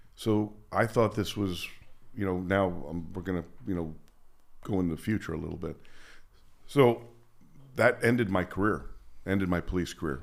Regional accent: Princeton, New Jersey, United States; moved away as an adult; also born or lived in Las Vegas, Nevada; Princeton was a nice town. It was my hometown

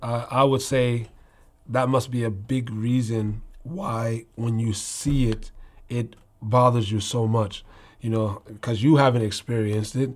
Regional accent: Newark, New Jersey, United States; moved away; I'm raised in Newark, New Jersey.

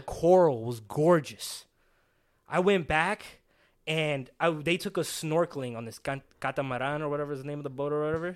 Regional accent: Dominican Republic; moved away; my home country of the Dominican Republic

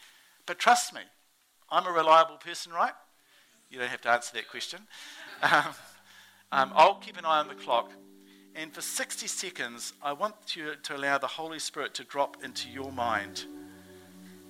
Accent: New Zealand; accent: Kiwi; my Kiwi accent

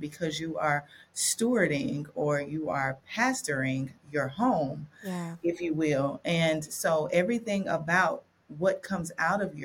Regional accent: Dothan, Alabama, United States; I was born and raised around the Panhandle. It's Southeast Alabama, so Northwest Florida, Southwest Georgia

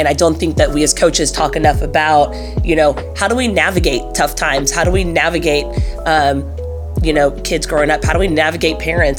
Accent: Oklahoma, United States; also born or lived in Minnesota / North Carolina / Michigan; I am originally from Oklahoma, but I grew up all over the place. My dad was a doctor, and we just followed where the job took him. Spent a little time in Minnesota, spent a little time in North Carolina, went to middle school and high school in Michigan.

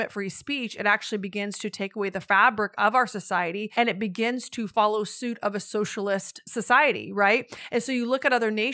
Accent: United States; as an American

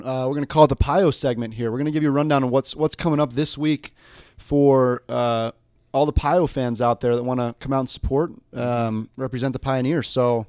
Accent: Denver, Colorado, United States; though I grew up in the Denver area.

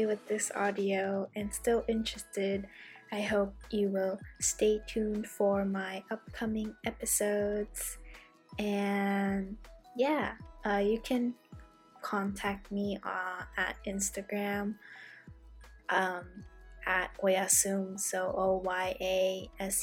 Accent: San Francisco Bay Area, California, United States; I am from the San Francisco Bay Area

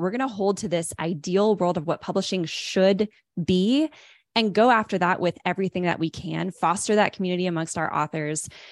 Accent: Los Angeles, California, United States; moved away; I'm originally from Los Angeles

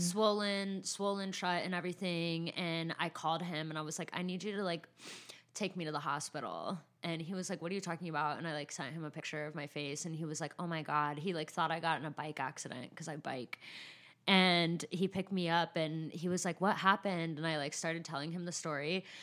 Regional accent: San Bernardino, California, United States; I'm from San Bernardino

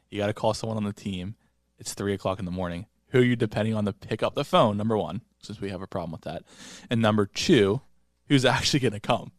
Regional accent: Florida, United States; moved away; I decorated my hometown house in Florida

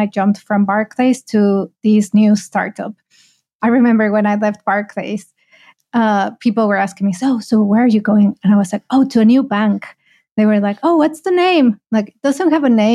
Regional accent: Mexico; moved away as an adult; also born or lived in United Kingdom; now in Malaysia; I'm originally from Mexico.

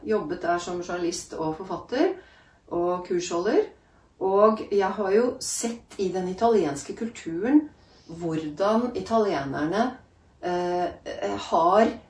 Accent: Norway; moved away as an adult; also born or lived in Italy; jeg vokste opp i Norge med en italiensk mamma

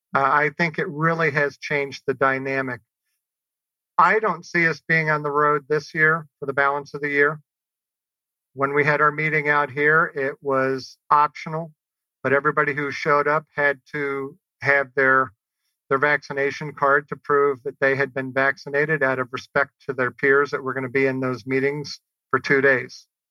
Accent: New Orleans, Louisiana, United States; growing up in New Orleans.

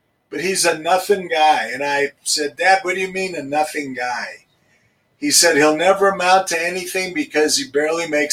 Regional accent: Denver, Colorado, United States; I grew up in Denver. I'm a native. I grew up in Hilltop

